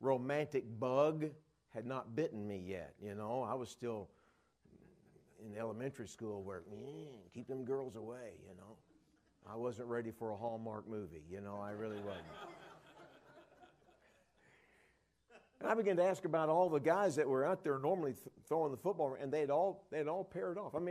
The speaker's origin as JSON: {"language": "English", "town": "Dallas", "region": "Texas", "country": "United States", "tie": "born or raised there", "said": "Junior high, I grew up in the Dallas area"}